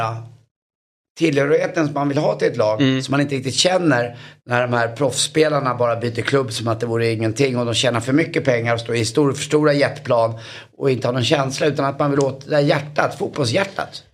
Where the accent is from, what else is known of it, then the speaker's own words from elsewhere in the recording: Stockholm, Stockholm County, Sweden; jag är uppvuxen borta på Karlavägen här runt hörnan i, i Stockholm